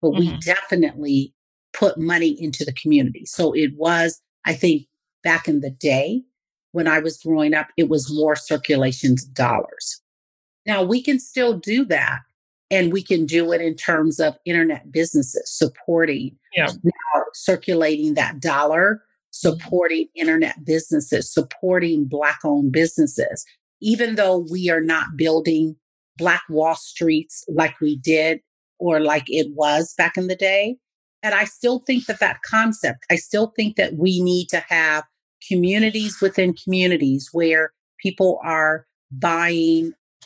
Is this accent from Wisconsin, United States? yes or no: yes; Milwaukee, Wisconsin, United States; now in Las Vegas, United States; I went back to my hometown of Milwaukee, Wisconsin